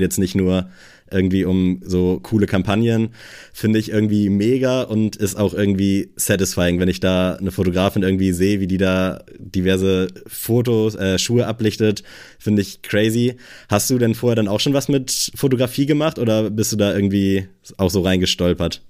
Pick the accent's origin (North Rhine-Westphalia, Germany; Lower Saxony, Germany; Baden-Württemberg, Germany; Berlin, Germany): Lower Saxony, Germany; Buxtehude; moved away; also born or lived in Kiel; ich komme aus Buxtehude